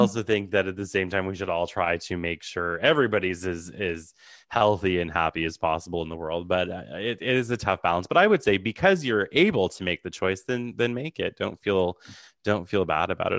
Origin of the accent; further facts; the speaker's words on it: Ottawa, Ontario, Canada; I'm from Ottawa, so the capital.